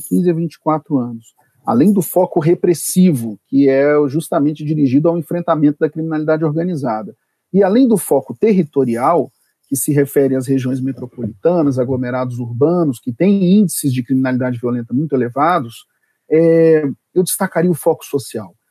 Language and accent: Portuguese; Brasília, Federal District, Brazil; sou de Brasília